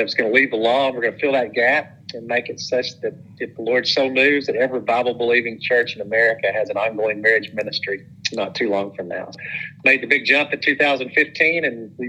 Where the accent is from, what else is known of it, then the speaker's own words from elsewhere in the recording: Madisonville, Kentucky, United States; also born or lived in Nashville, Tennessee / Owensboro, Kentucky; I grew up in Madisonville, Kentucky. I was a Madisonville Maroon